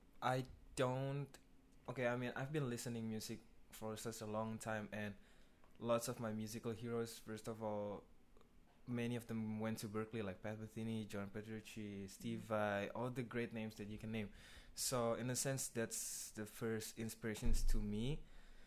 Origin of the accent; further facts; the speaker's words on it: Jakarta, Indonesia; I was born in Jakarta